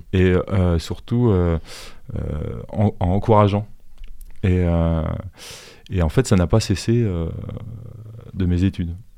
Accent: Suresnes, Île-de-France, France; moved away; also born or lived in Boulogne-Billancourt / Angers; je suis né à Boulogne-Billancourt, mais j'ai grandi à Suresnes

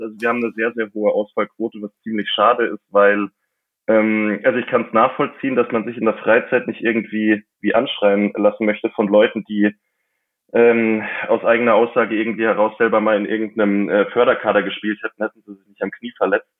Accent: Mammendorf, Bavaria, Germany; in Mammendorf, in meinem Heimatort zwischen München und Augsburg

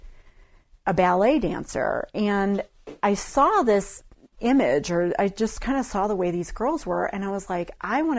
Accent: Webster Groves, Missouri, United States; now in Carbondale, United States; I grew up in Webster Groves, Missouri, which is tiny.

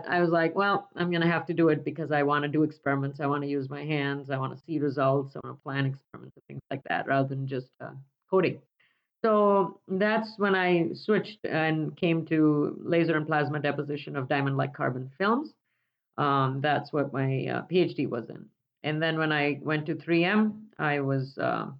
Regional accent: India; moved away; I grew up in India in a university town

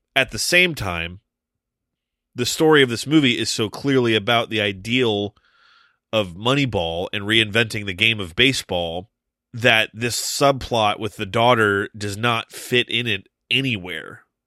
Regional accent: Toledo, Ohio, United States; I grew up just outside of Toledo

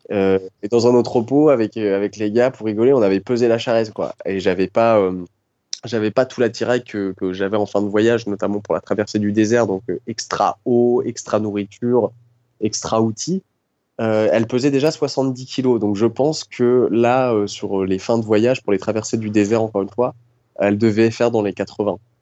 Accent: Dreux, France; je suis né euh, en Normandie, à Dreux

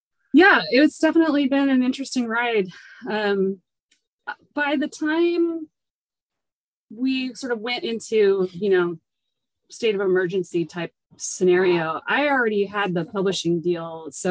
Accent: Seattle, Washington, United States; I grew up in the Seattle area.

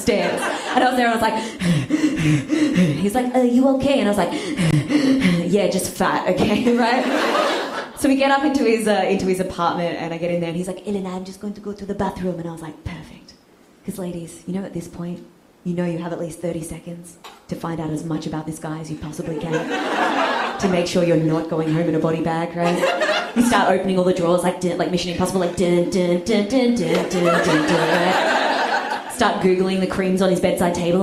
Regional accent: Australia; I'm Australian, I barely speak English properly

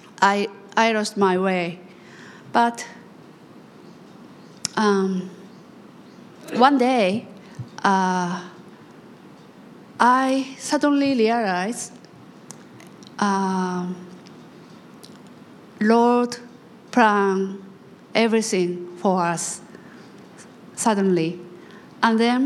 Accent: Japan; I'm from Japan

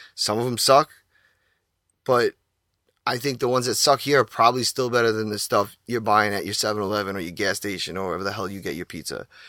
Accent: Long Island, New York, United States; also born or lived in Queens, New York; I was born in Queens, got my roots out there and, uh, I represent Queens. I was raised out Long Island

